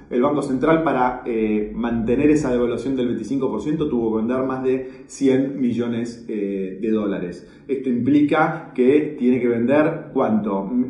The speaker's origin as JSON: {"language": "Spanish", "country": "Argentina", "said": "Mi visión es que lo que fallamos somos nosotros los argentinos."}